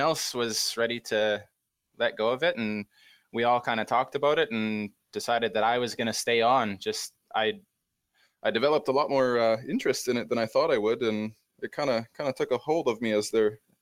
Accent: Great Plains of Western Canada, Canada; I'm from the Great Plains of Western Canada.

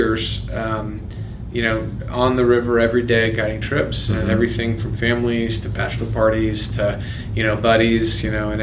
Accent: Texas, United States; moved away as an adult; now in Colorado, United States; I'm really from Texas, and went to Texas A&M, and I never liked Texas that much when I lived there, and I left

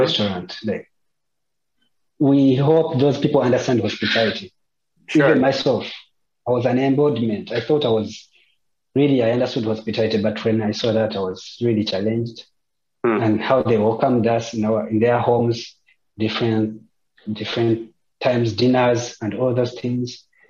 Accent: Uganda; moved away as an adult; I've lived with Christians, my family, for 25 years. Uganda is a Christian nation

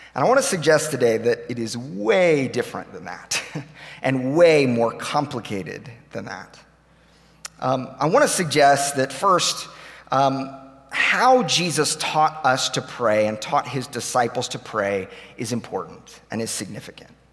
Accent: Tulsa, Oklahoma, United States; moved away as an adult; now in Nashville, United States; we grew up here in Tulsa

